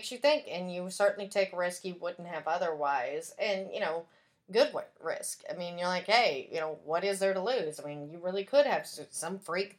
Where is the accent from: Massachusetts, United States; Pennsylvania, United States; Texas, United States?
Texas, United States; East; moved away; also born or lived in Dallas; because I grew up in East Texas, where we actually have alligators, and we would think, we were closer to Louisiana.